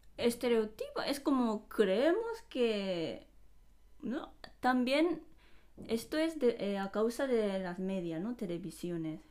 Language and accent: Spanish; Japan; Spanish is a second language; now in Spain; los japoneses cuando miren a un extranjero, pensamos